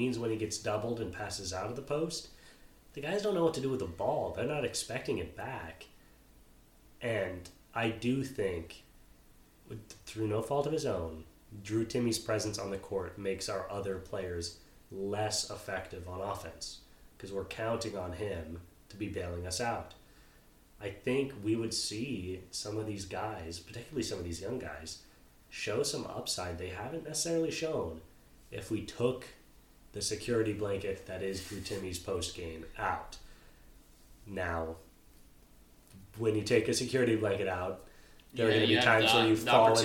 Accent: Arizona, United States; I was born in Arizona.

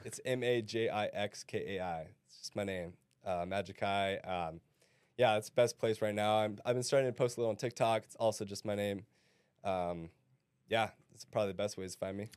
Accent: Hawaii, United States; now in Arizona, United States; I grew up in Hawaii

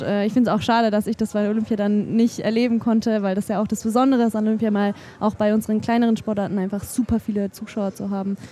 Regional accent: Germany; das ist mein Heimatland

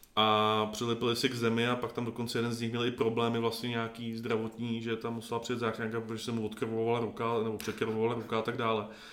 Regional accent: Czechia; jako Češi

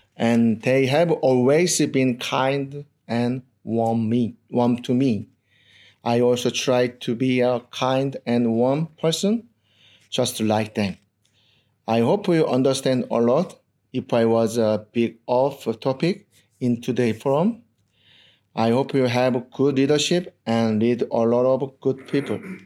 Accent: South Korea; English is a second language; moved away as an adult; now in Australia

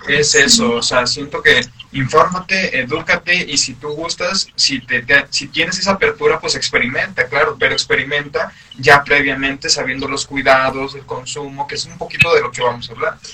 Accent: San Luis Potosí, Mexico; uno como mexicano, uno como potosino

